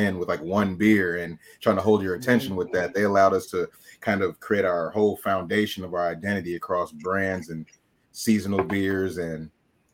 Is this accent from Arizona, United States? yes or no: no; Oak Park, Illinois, United States; we grew up in Oak Park